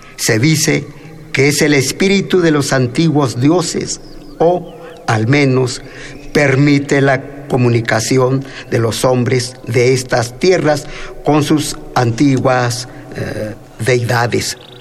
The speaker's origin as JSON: {"language": "Spanish", "country": "Mexico", "tie": "born or raised there", "also_born_or_lived": "Mexico City", "first_language": "Mixtec", "second_language": "Spanish", "moved": "as an adult", "said": "yo a los 19 años llego a la Ciudad de México, no hablaba bien el castellano como hasta la fecha, hablo más mi lengua materna, mi tunzabi, mi palabra de la lluvia"}